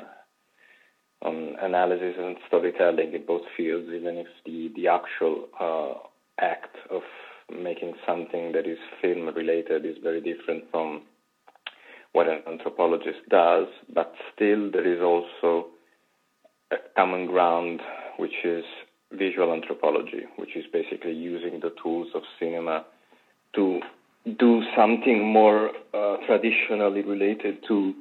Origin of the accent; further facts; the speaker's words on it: Apulia, Italy; moved away as an adult; now in Rome, Italy; I'm from Berlin in Puglia.